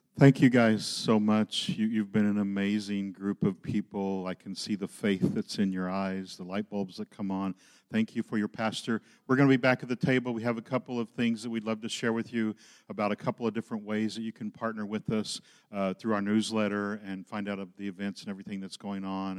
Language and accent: English; Oklahoma, United States; moved away; I grew up in Oklahoma